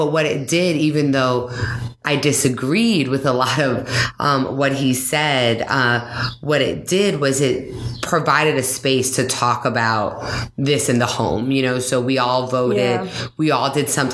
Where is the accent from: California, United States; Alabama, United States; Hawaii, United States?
Hawaii, United States; now in Boston, United States; I'm one of the lucky people to have been born and raised in Hawaii